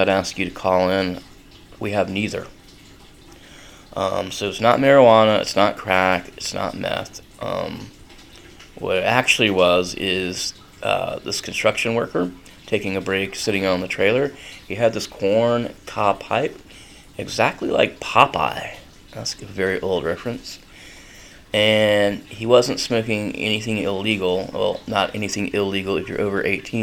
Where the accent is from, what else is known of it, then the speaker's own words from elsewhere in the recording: North Carolina, United States; now in Gainesville, United States; I grew up in North Carolina, so it would be weird if you got to school and you did not smell like cigarettes when I was growing up